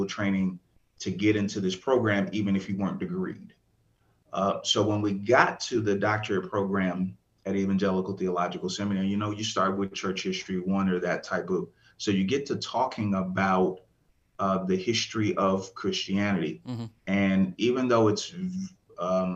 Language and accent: English; Rochester, New York, United States; now in Atlanta, United States; I'm from Rochester, New York.